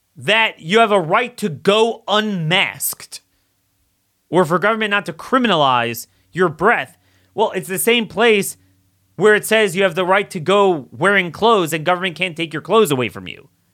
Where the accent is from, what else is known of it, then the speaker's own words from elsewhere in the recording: Maryland, United States; my home state of Maryland